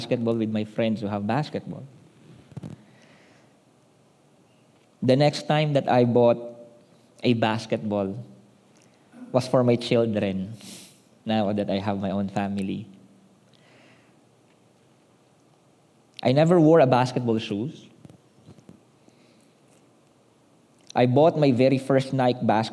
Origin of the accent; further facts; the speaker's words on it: Manila, Metro Manila, Philippines; We grew up in Manila